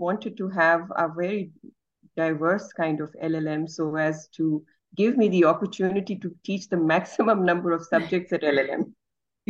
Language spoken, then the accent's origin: English; Lahore, Punjab, Pakistan; I'm joining you from Pakistan and specifically from Lahore. Great. This is where I grew up and this is where I work.